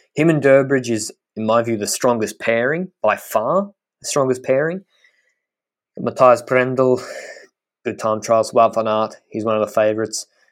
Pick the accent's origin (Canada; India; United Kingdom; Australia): Australia; as an Australian.